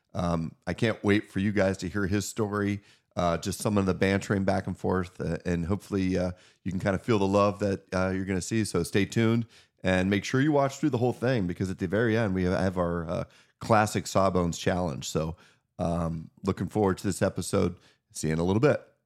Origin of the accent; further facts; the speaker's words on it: Northwest Pennsylvania, United States; we grew up together in Northwest Pennsylvania